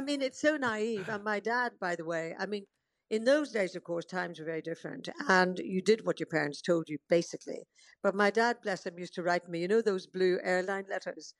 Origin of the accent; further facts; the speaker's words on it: Northern Ireland, United Kingdom; moved away; also born or lived in Portadown / Dorking; I'm always Irish at heart. Um, I love going back to Northern Ireland